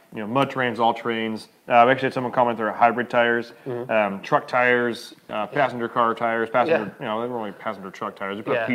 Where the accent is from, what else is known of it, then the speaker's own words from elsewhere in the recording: United States; I'm an American